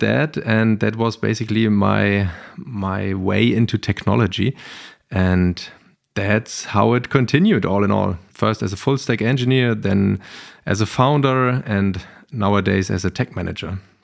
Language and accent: English; Berlin, Germany; I grew up in Berlin-Kreuzberg